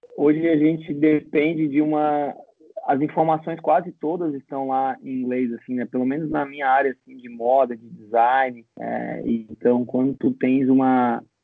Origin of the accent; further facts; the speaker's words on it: Florianópolis, Santa Catarina, Brazil; also born or lived in Gold Coast, Australia; Eu sou aqui de Floripa, vivi praticamente a minha vida inteira aqui